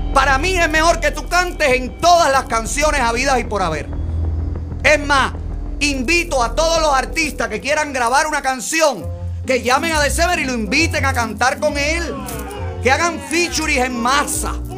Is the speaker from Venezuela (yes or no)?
no; Cuba; now in Miami, United States